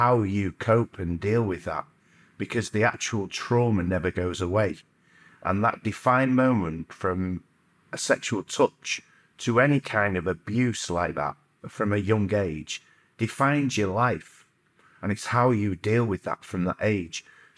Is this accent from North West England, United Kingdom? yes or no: yes; Stockport, North West England, United Kingdom; Yeah, I grew up in Chileu, Stockport.